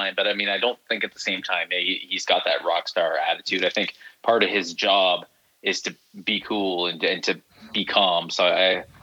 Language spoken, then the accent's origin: English; near Toronto, Ontario, Canada; I grew up right near Toronto